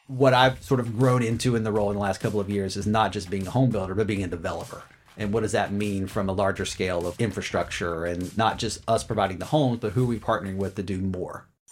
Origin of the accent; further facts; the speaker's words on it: Charlotte, North Carolina, United States; moved away as an adult; also born or lived in Los Angeles / San Diego / Chicago; now in Philadelphia area, United States; I'm from Charlotte, and I grew up there